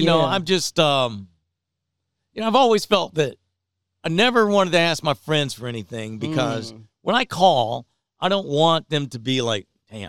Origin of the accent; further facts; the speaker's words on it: Detroit, Michigan, United States; You know, and from my hometown, Detroit.